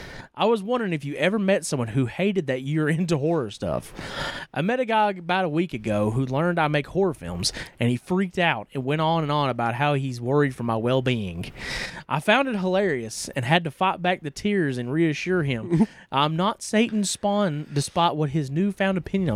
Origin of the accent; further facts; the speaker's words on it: the Bible Belt, Tennessee, United States; Growing up in the Bible Belt and in the church